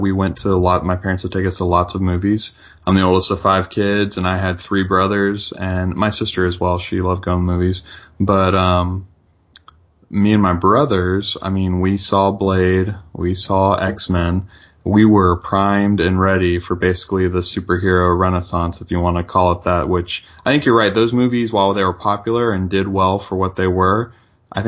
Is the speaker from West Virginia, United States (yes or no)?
yes; Charleston, West Virginia, United States; where I grew up in Charleston, West Virginia